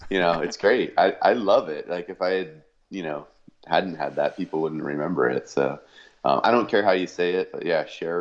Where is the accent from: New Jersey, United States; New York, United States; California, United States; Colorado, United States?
California, United States; East Bay; I grew up, you know, kind of in a small town. It's not as small as it used to be, but a small town in the East Bay, California